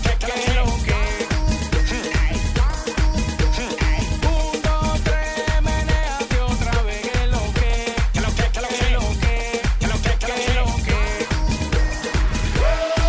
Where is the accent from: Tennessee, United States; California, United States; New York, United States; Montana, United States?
New York, United States; New York City; also born or lived in Upper East Side, Manhattan; I was born in Brooklyn, but I reside on the Upper East Side.